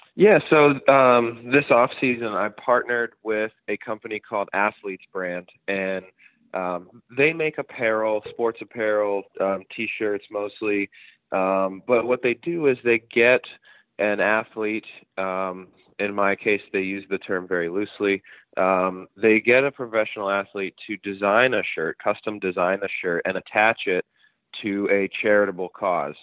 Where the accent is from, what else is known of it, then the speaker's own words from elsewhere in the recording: New Jersey, United States; when I was growing up in South Jersey